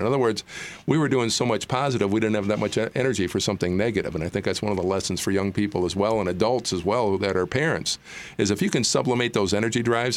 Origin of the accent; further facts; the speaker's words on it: Gaylord, Michigan, United States; I grew up in northern Michigan in a town called Gaylord, Gaylord, Michigan